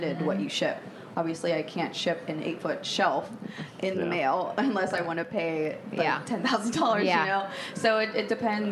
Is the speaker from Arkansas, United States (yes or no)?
no; Pittsburgh, Pennsylvania, United States; also born or lived in West Virginia; I'm from Pittsburgh, Pennsylvania, born and raised